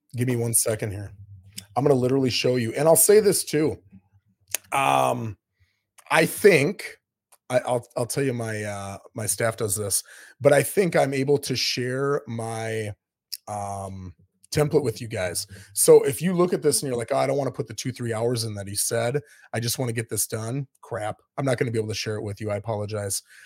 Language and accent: English; Minnesota, United States; moved away as an adult; now in Florida, United States; I'm from Minnesota. I lived there till I was twenty-seven years old.